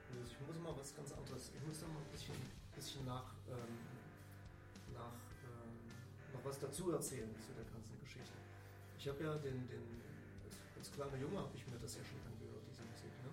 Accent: East Germany, Germany; ich als Kind habe halt so, eine, so ein Button geschenkt bekommen. Bei uns im Osten damals äh, hieß, hieß, das halt nicht Button, sondern Plakette.

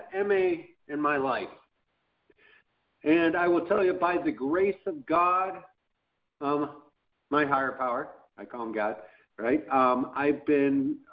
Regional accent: Chicago, Illinois, United States; now in Boynton Beach, United States; I was born and raised in Chicago. I'm currently living in Boynton Beach, Florida

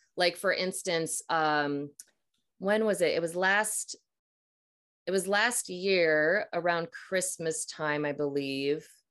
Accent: Minnesota, United States; I'm from Minnesota, so uh, and I'm about to be 42. So I'm in, you know, grew up 80s, 90s

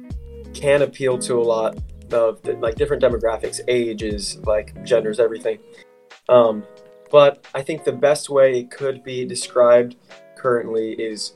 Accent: Loveland, Ohio, United States; I'm from Cincinnati, Ohio, more specifically Loveland.

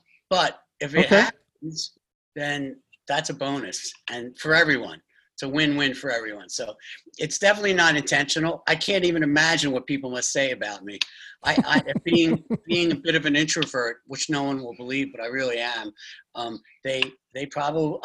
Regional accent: Philadelphia, Pennsylvania, United States; I'm from Philadelphia

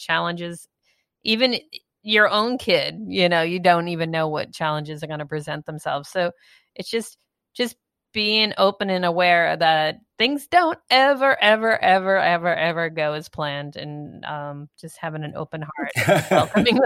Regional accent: East Coast, United States; moved away; when I was growing up on the East Coast

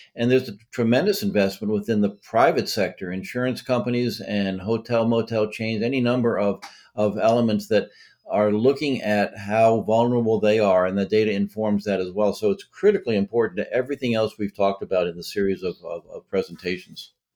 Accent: Massachusetts, United States; now in Delaware, United States; I live here in Delaware. I'm from Massachusetts originally.

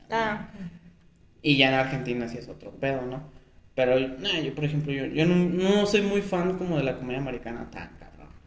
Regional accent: Mexico; nosotros como mexicanos

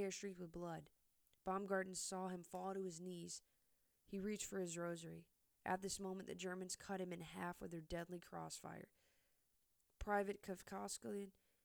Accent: United States; I am an American

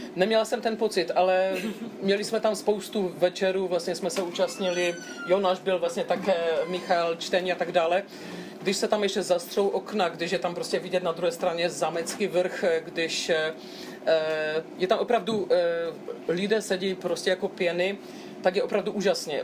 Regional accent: Broumov, Hradec Králové Region, Czechia; Já jsem vlastně prožil celé dětství v Broumově

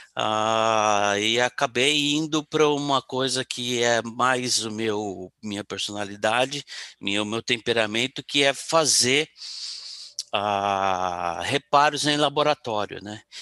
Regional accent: São Paulo, Brazil; also born or lived in Rio de Janeiro; eu estava no Rio, morando no Rio, mas eu sou de São Paulo

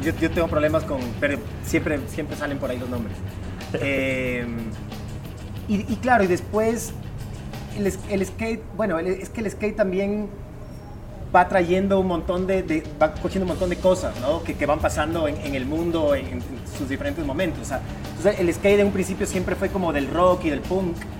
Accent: Guayaquil, Guayas, Ecuador; guayaquileños, vivimos, digamos, nacimos en Guayaquil, vivimos en Guayaquil desde, chicos.

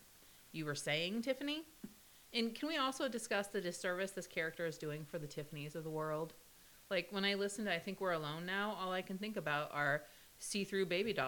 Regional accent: Midwest, United States; I'm from the Midwest, and I'm also a mom

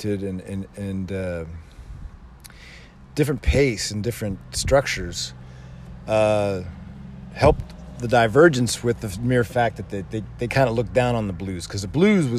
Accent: United States

